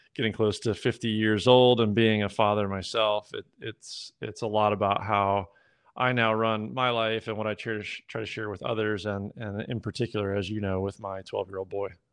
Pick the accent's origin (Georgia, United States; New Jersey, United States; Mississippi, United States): Georgia, United States; moved away; also born or lived in Midwest; I was born in the Midwest. I grew up most of my life in, in Georgia.